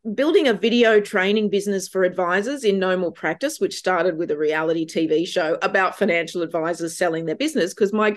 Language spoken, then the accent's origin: English; Gunnedah, New South Wales, Australia; moved away; as a kid growing up in Gunnedah